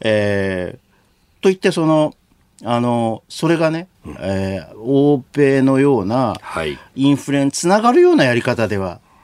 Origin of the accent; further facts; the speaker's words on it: Kurume, Fukuoka, Japan; 福岡県の久留米市出身